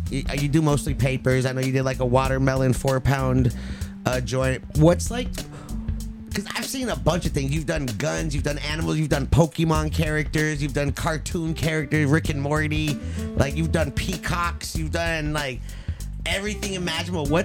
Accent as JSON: {"language": "English", "region": "California", "country": "United States", "tie": "born or raised there", "said": "Growing up in SoCal"}